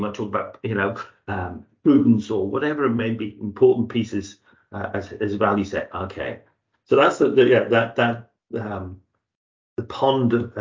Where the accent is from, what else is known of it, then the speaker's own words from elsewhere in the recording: Zambia; moved away; I was from Zambia